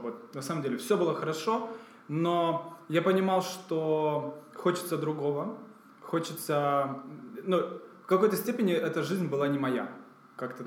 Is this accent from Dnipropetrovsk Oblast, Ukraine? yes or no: no; Kyiv, Ukraine; moved away as an adult; now in Kraków, Poland; я сам из Киева